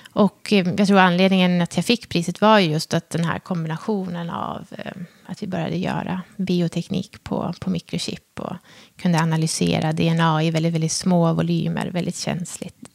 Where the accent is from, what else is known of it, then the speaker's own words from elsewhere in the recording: Hudiksvall, Gävleborg County, Sweden; Jag är ju född och uppvuxen i Hudiksvall